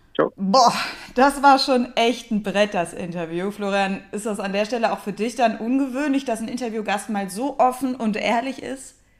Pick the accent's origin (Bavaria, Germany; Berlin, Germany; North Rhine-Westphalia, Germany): North Rhine-Westphalia, Germany; Cologne; Als gebürtige Kölnerin